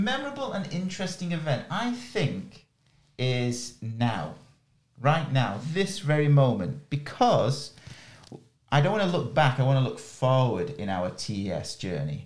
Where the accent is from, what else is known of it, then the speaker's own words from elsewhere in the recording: near Manchester, North West England, United Kingdom; I am lucky enough to be born in England, and I am from, my nearest city is Manchester